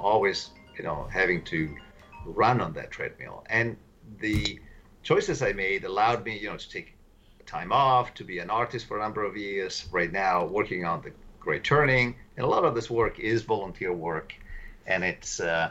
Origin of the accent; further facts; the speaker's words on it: Italy; moved away as an adult; now in United States; I come from Italy